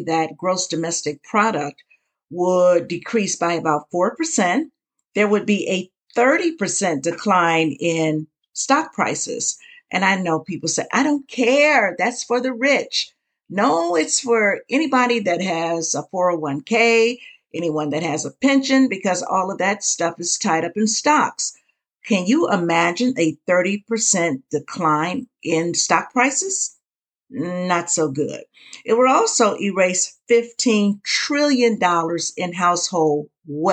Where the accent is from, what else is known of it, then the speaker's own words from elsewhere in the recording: United States; as the American people